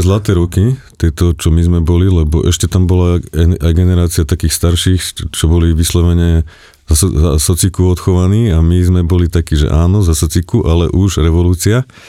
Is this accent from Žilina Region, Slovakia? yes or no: yes; Čadca, Žilina Region, Slovakia; moved away; pochádzam z Kisúc, z Čace